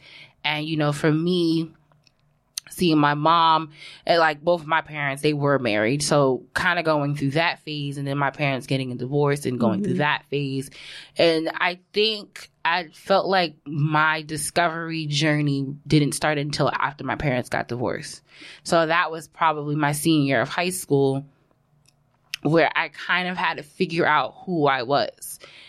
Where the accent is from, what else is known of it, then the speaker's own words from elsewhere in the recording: Brooklyn, New York, United States; because I grew up born in Brooklyn, and we stayed in Brooklyn until I was, like, maybe about 4 or 5.